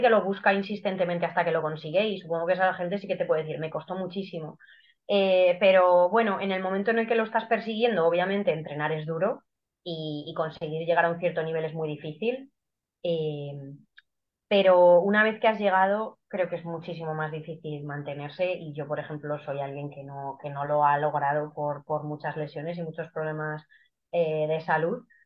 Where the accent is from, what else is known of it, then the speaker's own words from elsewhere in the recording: Guadalajara, Castilla-La Mancha, Spain; soy de Guadalajara, tengo 32 años eh, y hago atletismo desde hace 20. Mm, siempre he corrido aquí en mi ciudad